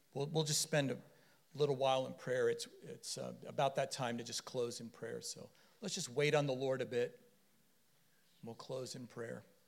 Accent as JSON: {"language": "English", "region": "Florida", "country": "United States", "said": "we're from Florida"}